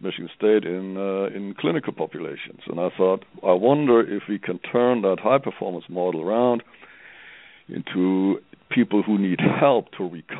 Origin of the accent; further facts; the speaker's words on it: Germany; English is a second language; moved away as an adult; now in Colorado, United States; I'm from Europe, I'm from Germany, you may hear that from my accent.